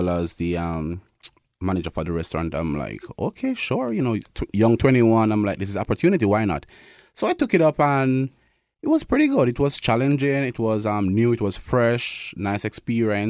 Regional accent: Kingston, Jamaica; moved away as an adult; also born or lived in Thompson, Canada; now in Winnipeg, Canada; So I'm from Kingston, Jamaica. That's where I was born.

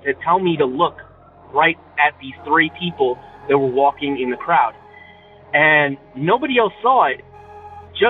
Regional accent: northern New Jersey, United States; I'm from New Jersey, from northern

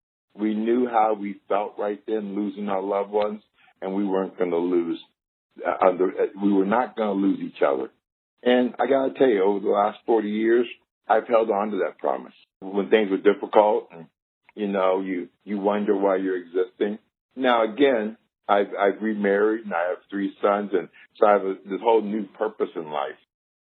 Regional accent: Indiana, United States; the first African-American child adopted in Indiana by Caucasians, and I was raised

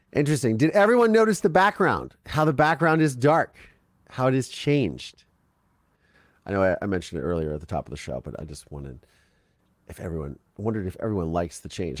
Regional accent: Ohio, United States; I grew up in Ohio

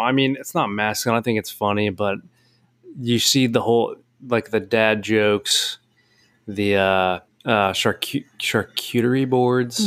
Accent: Cincinnati, Ohio, United States; I'm from Cincinnati

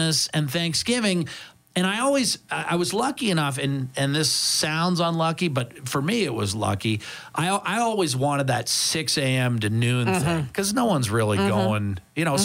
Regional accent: United States; moved away as an adult; now in Canada; me being American

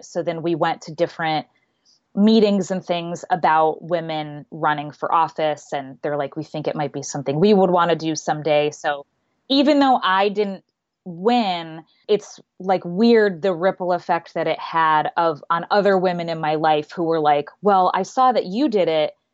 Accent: Phoenix, Arizona, United States; moved away as an adult; also born or lived in New York City / Seattle; I grew up in Phoenix and I wanted to live in New York City for college

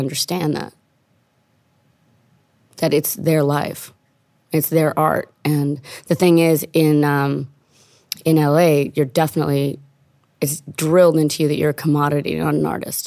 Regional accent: Italy; now in United States; I'm from Italy

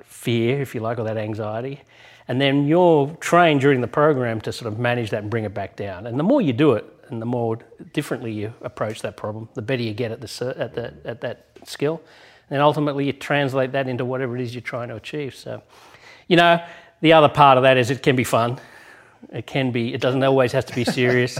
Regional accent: Australia; moved away; my home country in Australia

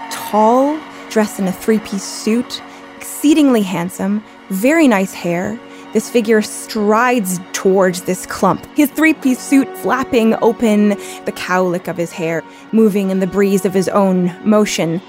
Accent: Canada; moved away as an adult; now in United States; I am Canadian

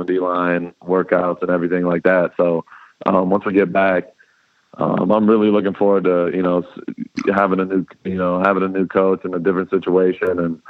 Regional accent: Dallas, Texas, United States; moved away; And I'm a Dallas boy. I'm from Dallas.

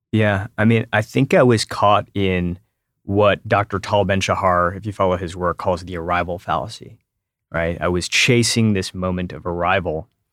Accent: Detroit, Michigan, United States; moved away as an adult; also born or lived in Silicon Valley / San Francisco; I grew up in Metro Detroit

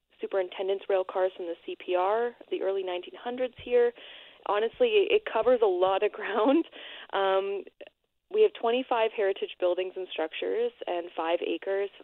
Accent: Winnipeg, Manitoba, Canada; now in Portage la Prairie, Canada; I'm originally from Winnipeg, but I live in Portage now

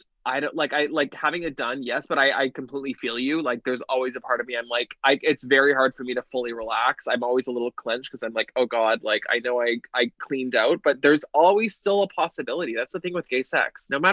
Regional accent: Toronto, Ontario, Canada; now in Los Angeles, United States; I'm from Toronto. I currently live in Los Angeles.

